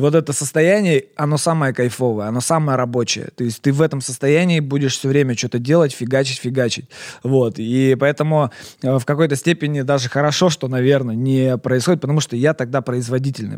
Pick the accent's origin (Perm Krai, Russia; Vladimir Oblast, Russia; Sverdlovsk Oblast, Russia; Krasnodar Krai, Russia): Perm Krai, Russia; Perm; я вообще такой, знаешь, патриот, во-первых, своего города Пермь, я вообще никогда в жизни не стеснялся, я всегда говорил, что я пермяк, я из Перми